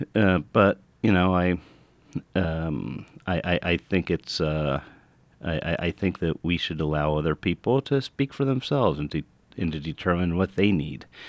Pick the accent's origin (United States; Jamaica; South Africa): United States